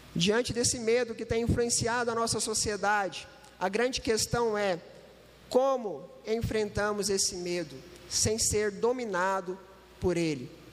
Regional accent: Uberlândia, Minas Gerais, Brazil; eu não sou de Itajubá, eu sou de Uberlândia, Triângulo Mineiro

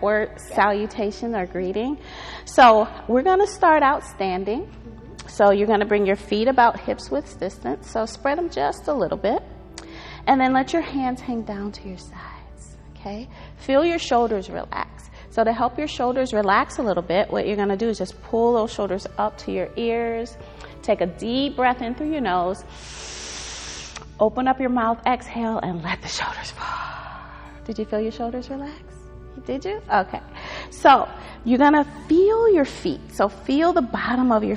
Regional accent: Cleveland, Ohio, United States; Cleveland. Grew up all my life here

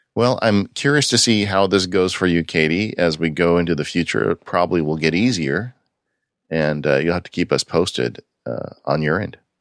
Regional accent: California, United States; growing up in California, it was really hard for me when I was a kid

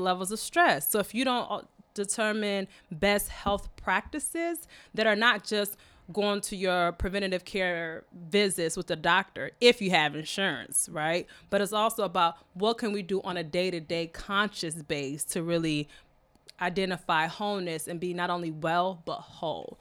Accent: Michigan, United States; was born in Michigan uh, by two Kenyan natives.

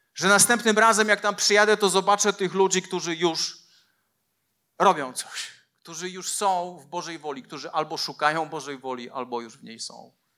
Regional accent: Poland; moved away; also born or lived in Leszno / Częstochowa; po mojej wsi, po Porkach Wielkich

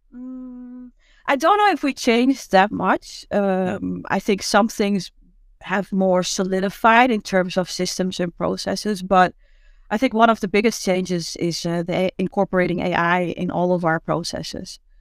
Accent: Amsterdam, North Holland, Netherlands; I'm from Amsterdam.

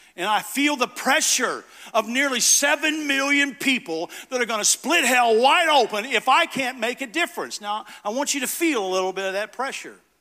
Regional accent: United States; an American father who loved his two kids and his wife

